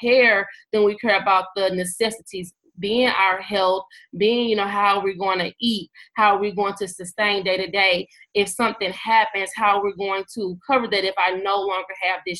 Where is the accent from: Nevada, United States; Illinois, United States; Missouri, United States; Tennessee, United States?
Missouri, United States; St. Louis; I'm from St. Louis, Missouri.